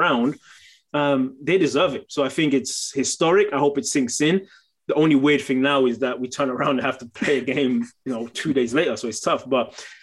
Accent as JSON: {"language": "English", "region": "England", "country": "United Kingdom", "tie": "born or raised there", "moved": "yes", "said": "I grew up in England"}